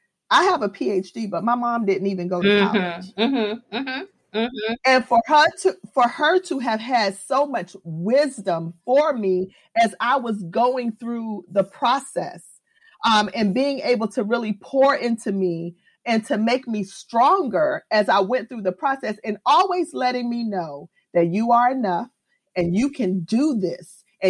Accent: New York, United States; born there; I was born in New York, and my mom moved to Florida.

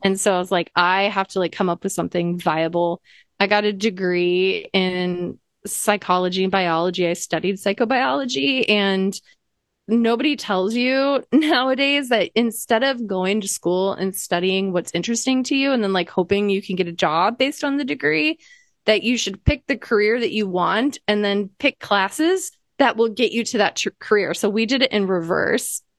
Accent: Iowa, United States; I grew up in Iowa

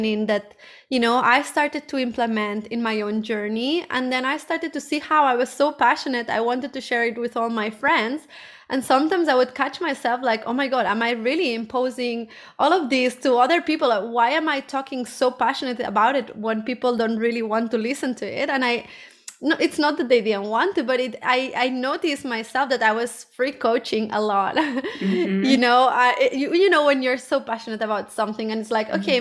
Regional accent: Barcelona, Catalonia, Spain; I'm originally from Barcelona

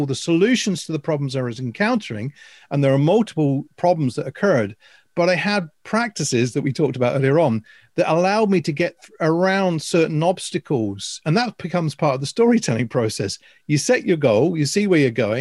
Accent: Northamptonshire, East Midlands, United Kingdom; I came from Northamptonshire. My careers officer at Williston School was saying

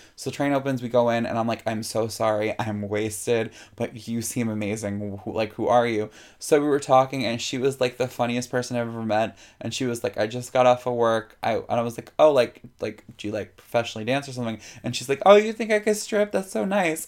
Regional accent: New York City, New York, United States; also born or lived in Morris County, New Jersey; I am born and raised Jamaica Queens. Didn't move here. I came from here.

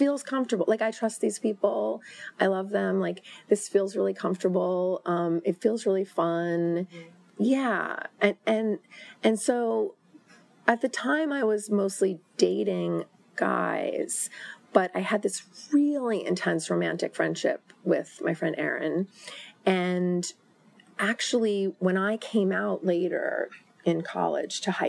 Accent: New York, United States; I was from New York.

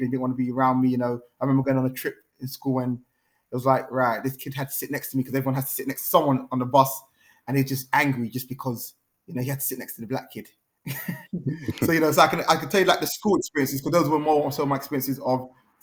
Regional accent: London, United Kingdom; also born or lived in Earls Court / Neasden / Kingsbury / Kilburn; From when I was 10 years old, I grew up in Camden, like Gospel Oak, which is in Camden

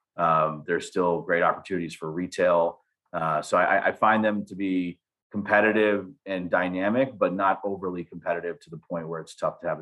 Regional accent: outside of Buffalo, Western New York, United States; moved away as an adult; now in Ann Arbor, United States; I grew up in Western New York. All three of the founders of C3 grew up in Western New York outside of Buffalo. But Vishal and I came to Michigan for college. I went to law school here as well, built some pretty deep roots in the Ann Arbor, Michigan area.

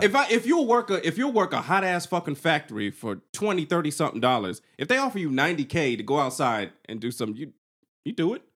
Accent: the South, United States; I'm from the South

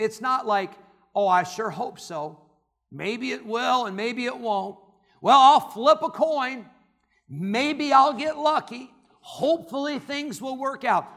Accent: Santa Clara, California, United States; I was born in Santa Clara, California

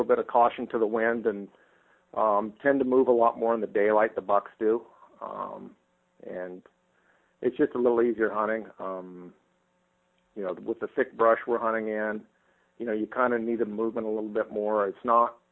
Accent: Estacada, Oregon, United States; A small town called Estacada, originally a logging town. We're about 25 miles southeast of Portland

